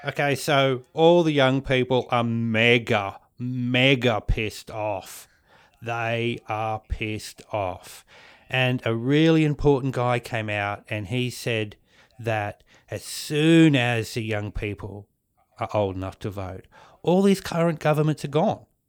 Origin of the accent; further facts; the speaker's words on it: New Zealand; now in Australia; I was born in New Zealand. And I was brought up next to the, the Māori people, the native people